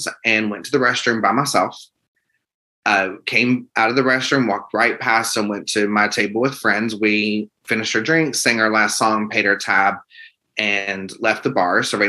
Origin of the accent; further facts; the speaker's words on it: the South, United States; I am an open gay man and I am from the South